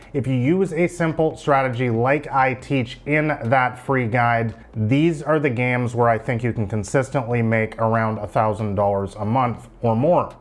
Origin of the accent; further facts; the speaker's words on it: Vancouver, British Columbia, Canada; moved away as an adult; I'm from Vancouver, Canada